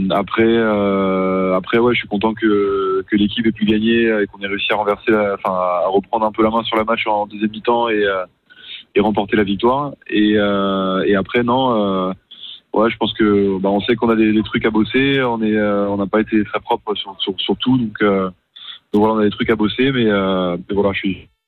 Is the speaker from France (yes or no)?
no; Brussels, Belgium; j'ai grandi à Bruxelles en Belgique parce que mes parents s'y sont installés quand, quand j'avais trois ans